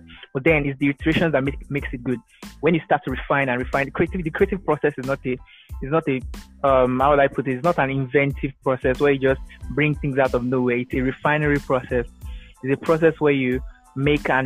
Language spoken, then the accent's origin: English; Delta, Nigeria; I'm from Delta State, Nigeria